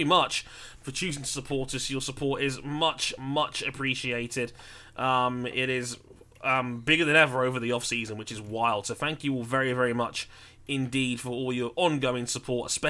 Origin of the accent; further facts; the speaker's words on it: United Kingdom; I'm British